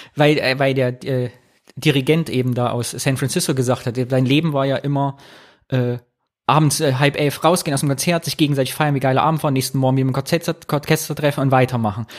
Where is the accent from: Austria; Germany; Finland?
Germany; Rhineland; hier bei uns im Rheinland